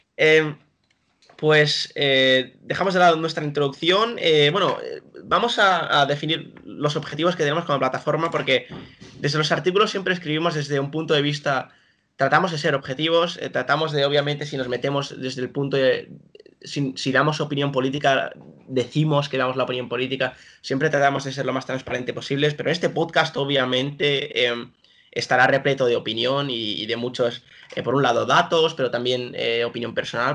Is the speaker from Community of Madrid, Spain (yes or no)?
no; Girona, Catalonia, Spain; now in Nijmegen, Netherlands; también he nacido en, Gerona, en, España, y también vivo actualmente ahora en Holanda